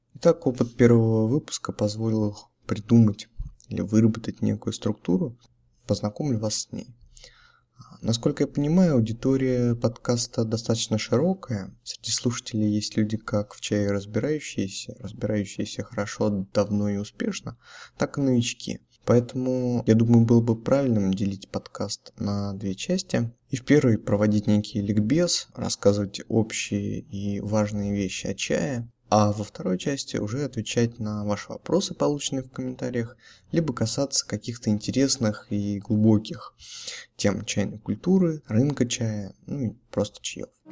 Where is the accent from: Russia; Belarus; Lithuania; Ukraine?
Russia; Все мы родились, выросли в России